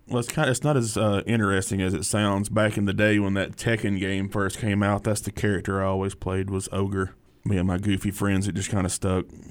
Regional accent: Hartselle, Alabama, United States; I grew up in Hartsville, Alabama, which is about, oh, thirty minutes south of here down I sixty-five

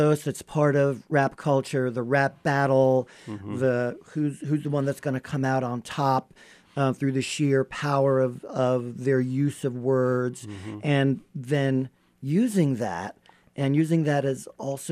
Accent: New York, United States; being a New Yorker, you just feel the energy of the streets

